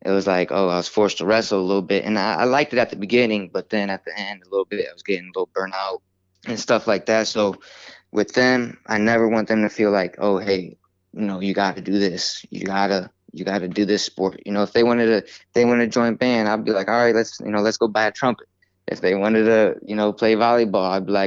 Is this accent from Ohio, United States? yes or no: yes; Ohio, United States; my hometown